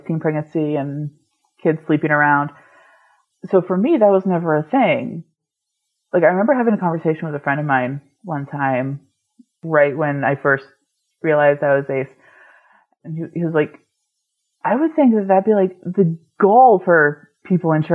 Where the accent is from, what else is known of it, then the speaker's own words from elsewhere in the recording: New England, United States; I grew up in New England